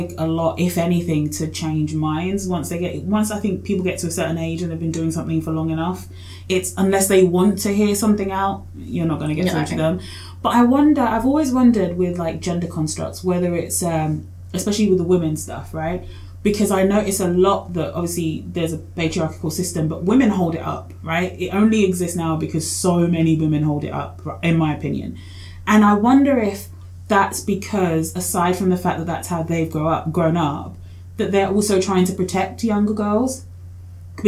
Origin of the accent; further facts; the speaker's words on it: Australia; also born or lived in Kenya; I grew up mostly here, but I was born in Kenya. So I spent a few years when I was a kid in Kenya